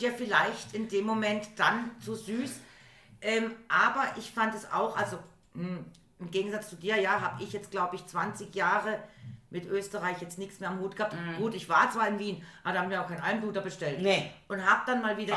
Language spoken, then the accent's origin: German; Germany; ich bin aus Deutschland